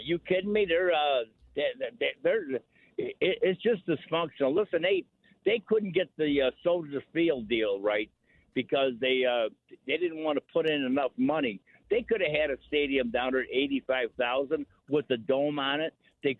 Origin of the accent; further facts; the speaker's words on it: Chicago, Illinois, United States; now in Kansas City, United States; No, I'm from Chicago. I live here, but I go back quite a bit. I visit Chicago